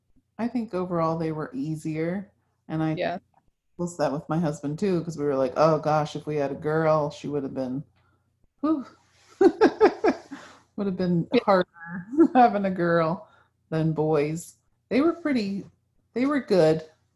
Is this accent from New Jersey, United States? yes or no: yes; New Jersey, United States; also born or lived in Massachusetts; So I was born in New Jersey and North Jersey, and then we moved to South Jersey. And then we moved to Massachusetts for 3 years. And then we moved back to South Jersey. And that's where I finished high school, was in South Jersey.